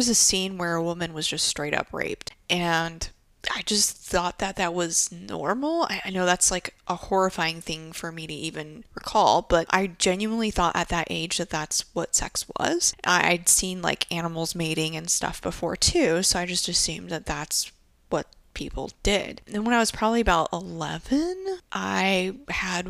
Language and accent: English; Japan; growing up in Japan